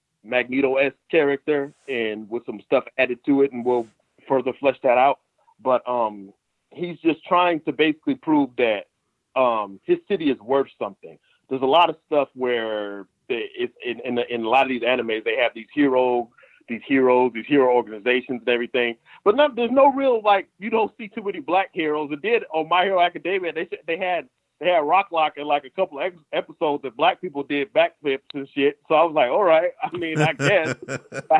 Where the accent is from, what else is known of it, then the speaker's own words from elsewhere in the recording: Southern California, United States; moved away as an adult; also born or lived in Paramount, California / Compton, California / Moreno Valley, California; now in Evansville, United States; growing up in Southern California, because I grew up in born in Paramount, stayed in Compton for a couple of years